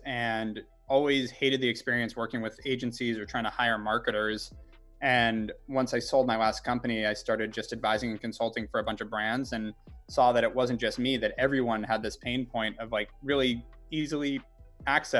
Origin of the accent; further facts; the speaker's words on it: Ojai, California, United States; also born or lived in Los Angeles, United States; I'm from Ojai. I was born in LA, but moved to Ojai when I was 6, small town, North